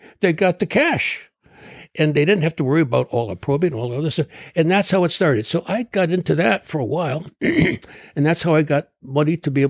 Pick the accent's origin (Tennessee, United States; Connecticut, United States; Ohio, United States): Connecticut, United States; Trumbull; I practiced medicine for 35 years in my hometown of Trumbull, Connecticut.